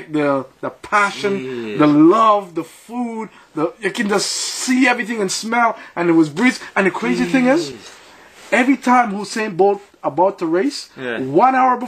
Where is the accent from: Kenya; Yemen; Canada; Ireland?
Canada; Sudbury, Ontario; also born or lived in Jamaica; I'm from Sudbury